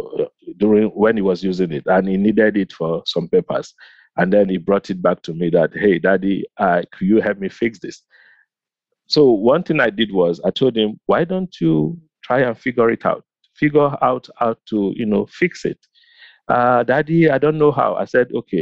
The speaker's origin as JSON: {"language": "English", "country": "Nigeria", "tie": "born or raised there", "moved": "yes", "lives_now": "United States", "said": "growing up in Nigeria"}